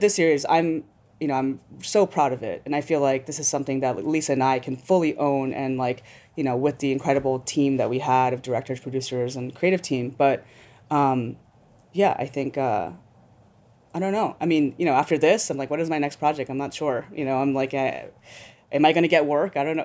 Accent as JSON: {"language": "English", "town": "New York City", "region": "New York", "country": "United States", "said": "I'm a New Yorker"}